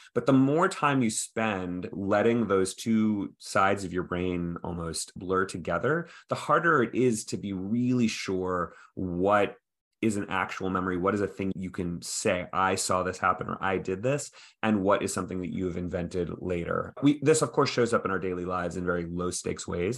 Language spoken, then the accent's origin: English; Texas, United States; I grew up in Texas